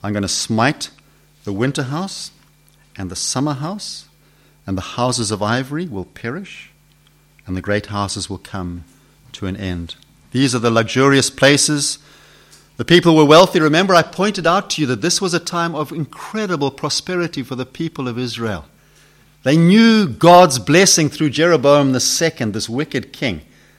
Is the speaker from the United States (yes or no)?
no; Zimbabwe; accent: Zimbabwe; It's my Zimbabwe accent